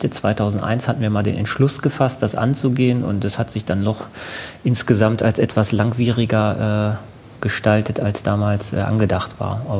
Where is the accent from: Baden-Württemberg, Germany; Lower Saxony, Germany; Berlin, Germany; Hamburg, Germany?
Lower Saxony, Germany; Hanover; Also ich komme aus Hannover, ich wohne in Hannover. Ich war zwar zwischendurch mal kurz für ähm, Studienaufenthalte auswärts, aber habe sonst immer ähm, halt hier gewohnt.